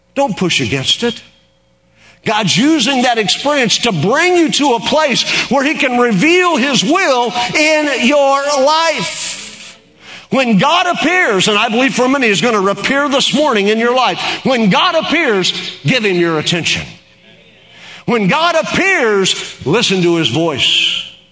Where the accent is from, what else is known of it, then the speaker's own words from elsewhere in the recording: Oklahoma, United States; in Oklahoma, we can tell a Yankee